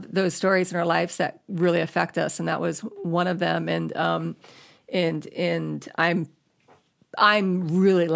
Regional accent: Space Coast, Florida, United States; moved away as an adult; now in Los Angeles, United States; I grew up in Florida. I grew up on the Space Coast

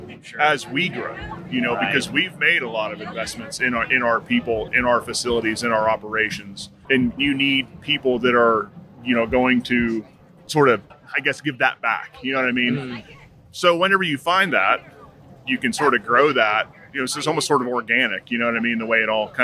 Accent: Philipsburg, Pennsylvania, United States; moved away as an adult; also born or lived in Cheyenne, Wyoming; I'm from Phillipsburg, Pennsylvania, right in the center of the state

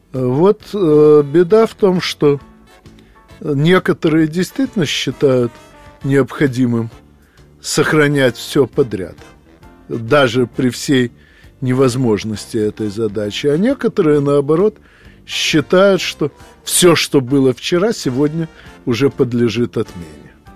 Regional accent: Odesa, Odesa Oblast, Ukraine; moved away; Я нахожусь в Одессе, поскольку 9 декабря мне исполнилось 60 лет, и эта приятная дата повлекла за собой множество разнообразных дел, которые надо проделать обязательно у себя на малой родине.

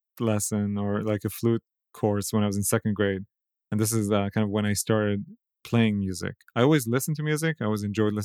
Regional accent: Israel; Life growing up in Israel

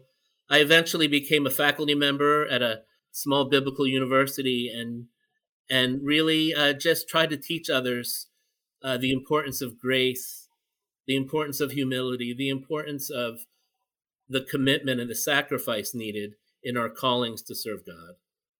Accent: Philippines; And as a Filipino, I was just, you know, struck by that.

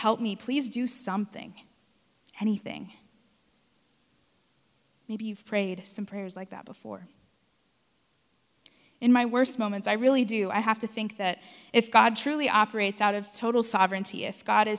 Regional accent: South Texas, United States; moved away; I grew up in South Texas

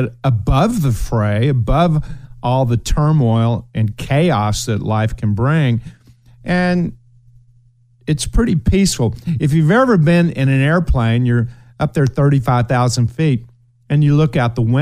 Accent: Ashland, Kentucky, United States; moved away; my hometown of Ashland

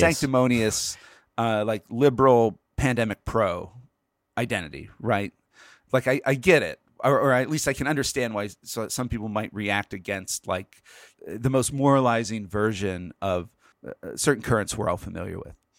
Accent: Pennsylvania, United States; Pennsylvania, my home state.

